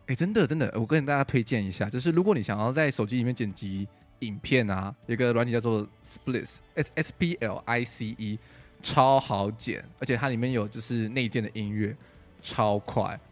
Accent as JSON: {"language": "Chinese", "region": "Taichung", "country": "Taiwan", "moved": "yes", "said": "我回台中， 因为我是台中人"}